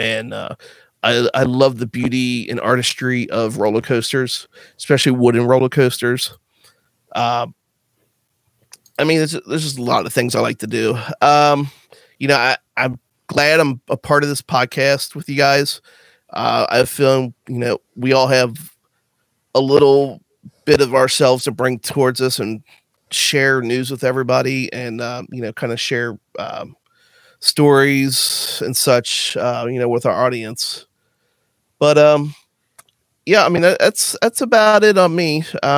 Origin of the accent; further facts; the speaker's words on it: Northern Kentucky, United States; I'm from the Northern Kentucky area, just south of Cincinnati, Ohio.